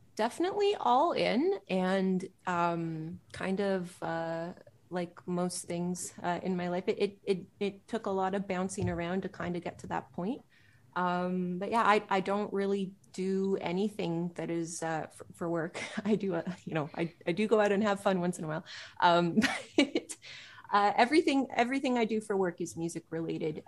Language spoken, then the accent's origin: English; Pickering, Ontario, Canada; I grew up in Pickering, uh, east of Toronto.